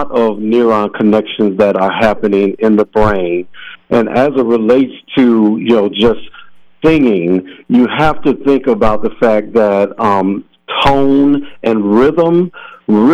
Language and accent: English; Minneapolis, Minnesota, United States; I was born and raised here in Minneapolis in south on the south side